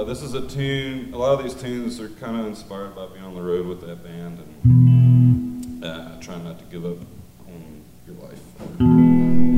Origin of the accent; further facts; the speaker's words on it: Water Valley, Mississippi, United States; I'm from Mississippi, a little town called Water Valley. Just south of Oxford, Mississippi.